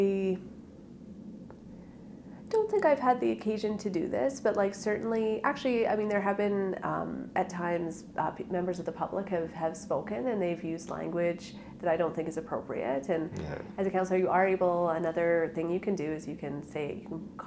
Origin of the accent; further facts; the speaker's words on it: Edmonton, Alberta, Canada; So I grew up in Rio Terrace in the west end of Edmonton. I lived in the same house from sort of when I was in kindergarten to grade 12